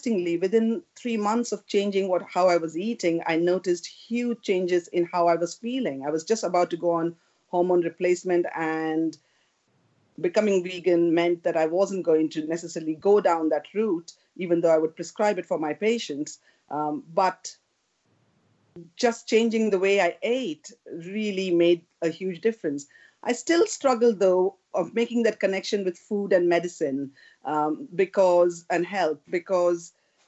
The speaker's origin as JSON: {"language": "English", "country": "India", "tie": "born or raised there", "moved": "as an adult", "lives_now": "United Kingdom", "said": "when I grew up in India"}